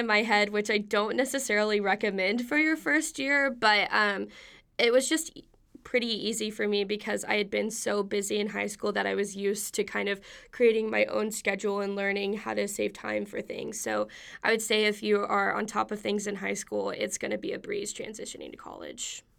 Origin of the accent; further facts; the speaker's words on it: Wichita Falls, Texas, United States; moved away as an adult; I am from Wichita Falls, Texas